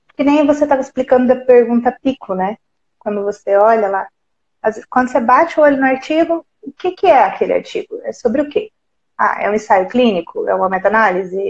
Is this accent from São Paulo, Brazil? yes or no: no; Santa Rita do Sapucaí, Minas Gerais, Brazil; Sou de uma cidadezinha pequenininha, Santa Rita do Sapucaí